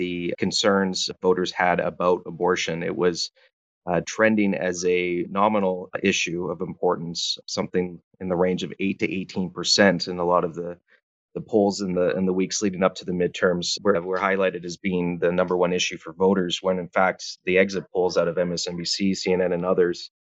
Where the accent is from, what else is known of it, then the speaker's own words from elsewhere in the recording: British Columbia, Canada; I apologize for being Canadian